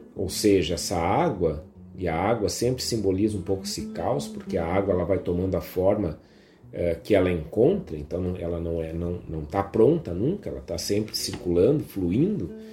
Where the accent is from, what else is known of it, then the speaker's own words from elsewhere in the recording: Viamão, Rio Grande do Sul, Brazil; a região aqui em Viamão onde eu cresci, onde a Karine, minha esposa, também cresceu